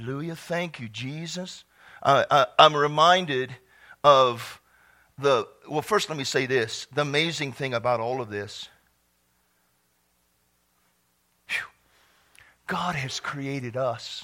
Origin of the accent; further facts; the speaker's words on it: Texas, United States; I was from Texas.